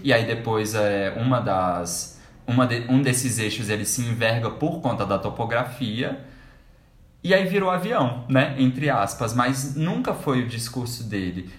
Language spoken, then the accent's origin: Portuguese; Brasília, Federal District, Brazil; a gente é de Brasília